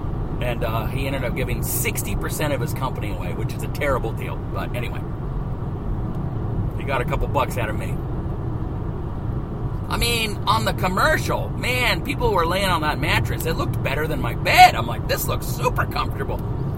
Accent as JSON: {"language": "English", "region": "the Ozarks", "country": "United States", "tie": "born or raised there", "said": "My family, when I was a kid, was poor. I didn't know it. I'm not trying to tell you some story. We were raised in the Ozarks"}